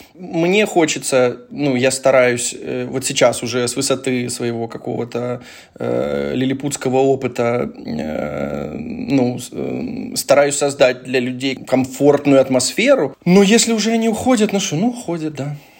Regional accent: Dnipro, Dnipropetrovsk Oblast, Ukraine; мы все вместе из Днепра

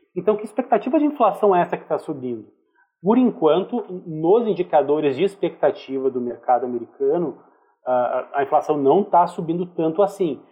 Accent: Brazil; a gente é brasileiro

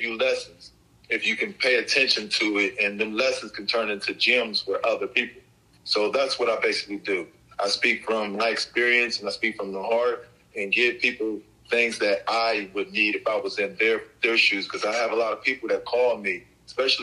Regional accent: Columbus, Ohio, United States; Columbus was, you know, Columbus back in the day, it was just simple. You know, it was just kids in the neighborhood getting together

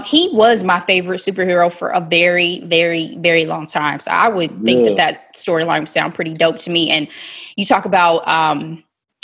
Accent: Dayton, Ohio, United States; moved away; my hometown of Dayton, Ohio

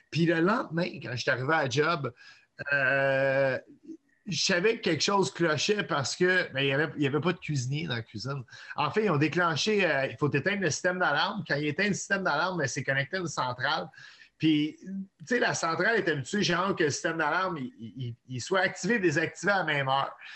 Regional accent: Montreal, Quebec, Canada; suis un, Montréalais qui vient d'un père anglophone. et d'une mère québécoise

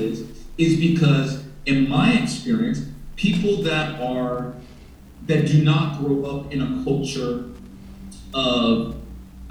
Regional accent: United States; moved away as an adult; now in Saudi Arabia; growing up in the United States of America

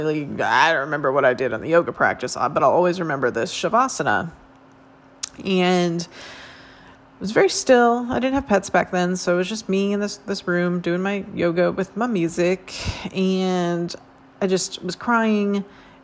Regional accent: Northern California, United States; moved away; also born or lived in Phoenix, Arizona; I did yoga as a teenager growing up in Northern California

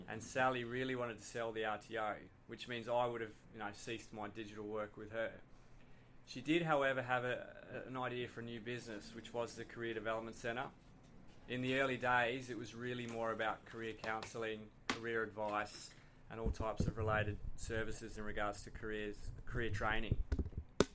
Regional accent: Tasmania, Australia; We're both from Tasmania

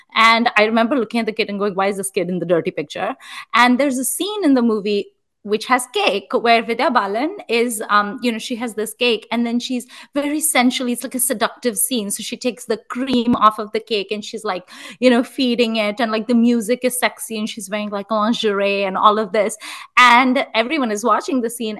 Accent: India; moved away; also born or lived in Chicago; i'm Indian

